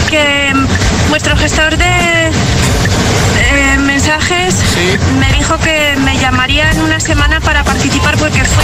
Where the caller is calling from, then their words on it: Madrid, Community of Madrid, Spain; Buenos días, agitadores. … de Madrid.